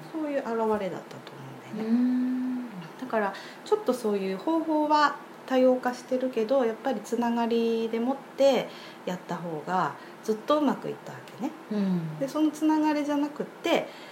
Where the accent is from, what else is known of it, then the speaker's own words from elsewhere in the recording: Sapporo, Hokkaido, Japan; 私はずっと札幌に生まれ育ったんで